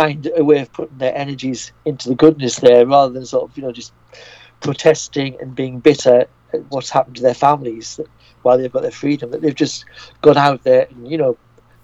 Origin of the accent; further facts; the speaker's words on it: United Kingdom; as a Brit